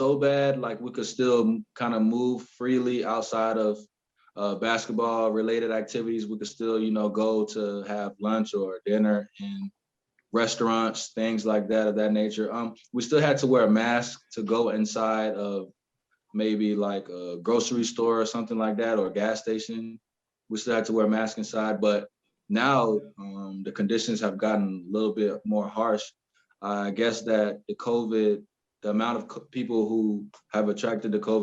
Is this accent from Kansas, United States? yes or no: no; Orlando, Florida, United States; also born or lived in Columbus, Georgia; originally I was born in Columbus, Georgia, not such a big city. And then shortly after that, I moved to Florida, Orlando, Florida